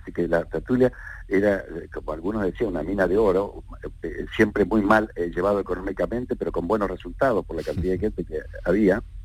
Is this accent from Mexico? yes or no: no; Córdoba, Argentina; now in Granada, Spain; Córdoba, que nací